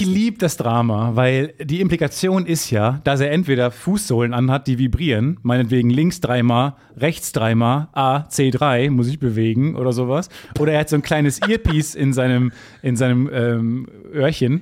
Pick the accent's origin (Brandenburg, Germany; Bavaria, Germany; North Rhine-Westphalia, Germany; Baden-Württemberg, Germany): North Rhine-Westphalia, Germany; Kreis Unna; Kreis Unna, wo ich geboren bin